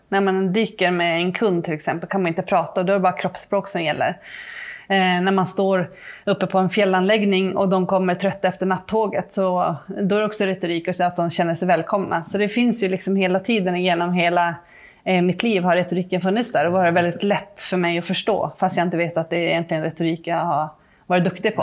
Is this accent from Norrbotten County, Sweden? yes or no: yes; Malmberget, Norrbotten County, Sweden; moved away as an adult; now in Trosa, Sweden; jag är uppvuxen mm. i Malmberget